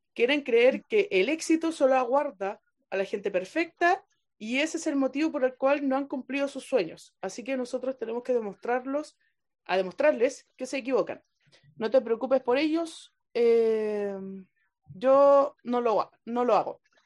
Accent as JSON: {"language": "Spanish", "country": "Chile"}